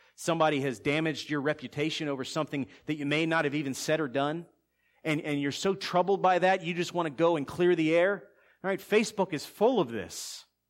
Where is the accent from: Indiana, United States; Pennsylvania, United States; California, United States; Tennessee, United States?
Pennsylvania, United States; Philadelphia; We're both from Philly.